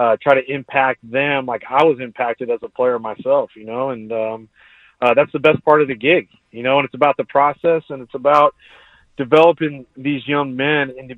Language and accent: English; San Diego, California, United States; growing up in San Diego